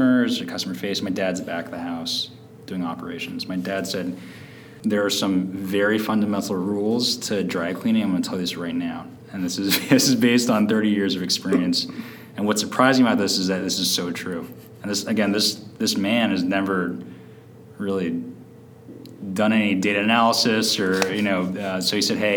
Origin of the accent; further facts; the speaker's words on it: San Francisco, California, United States; I grew up in San Francisco